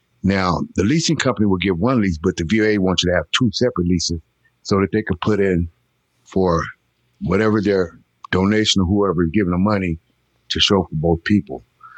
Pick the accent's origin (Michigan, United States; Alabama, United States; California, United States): California, United States; also born or lived in Missouri; now in North Carolina, United States; And in California, I was born in Central Missouri, but I came from California.